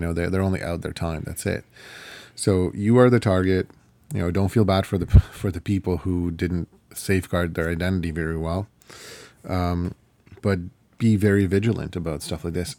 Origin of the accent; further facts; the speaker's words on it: Ukraine; first language Ukrainian; English is a second language; moved away; I'm Ukrainian, I'm from Ukraine